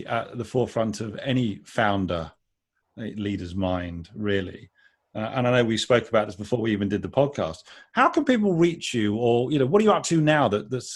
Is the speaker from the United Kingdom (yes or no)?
yes; United Kingdom; As a Brit